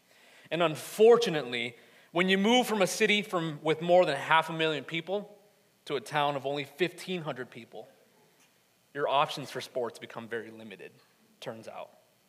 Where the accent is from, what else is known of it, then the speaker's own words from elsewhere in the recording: Atlanta, Georgia, United States; I'm originally from Atlanta, Georgia. Growing up in a bigger city, and one full of many Hispanics